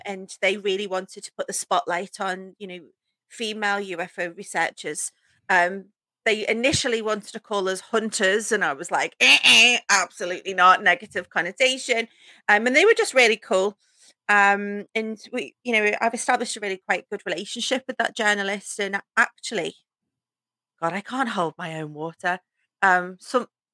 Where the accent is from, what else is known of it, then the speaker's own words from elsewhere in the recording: the Wirral, near Liverpool, North West England, United Kingdom; also born or lived in North Wales; I grew up um, just outside of Liverpool in a place called the Wirral, which kind of borders onto North Wales.